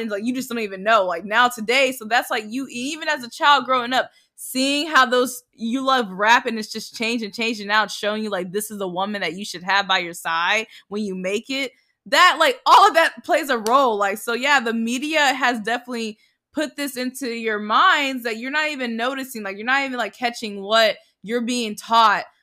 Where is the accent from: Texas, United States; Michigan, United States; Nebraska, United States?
Texas, United States; The Colony; I grew up in the Colony, Texas, colony, which Texas. is which is a suburban town. Suburban. Shut up, a suburban town in Dallas, Texas.